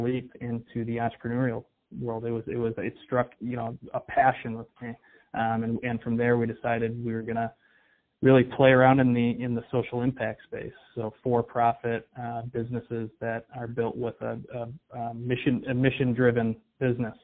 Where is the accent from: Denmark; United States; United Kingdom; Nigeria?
United States; Detroit, Michigan; I'm from the Detroit area